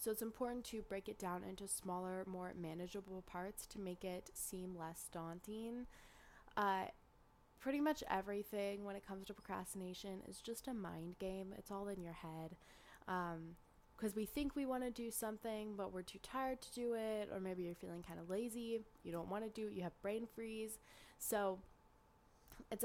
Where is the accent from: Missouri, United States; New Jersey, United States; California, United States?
California, United States; Northern; accent: Northern California; my Northern California accent